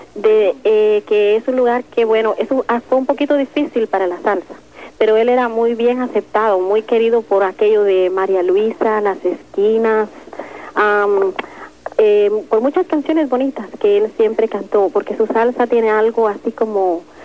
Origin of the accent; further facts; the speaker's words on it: Guatemala; moved away; mi país natal, Guatemala